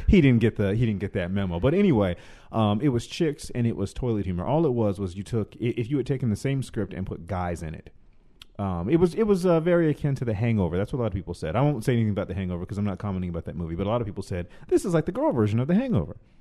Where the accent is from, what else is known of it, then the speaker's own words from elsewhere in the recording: the South, United States; now in Los Angeles, United States; I'm from the South originally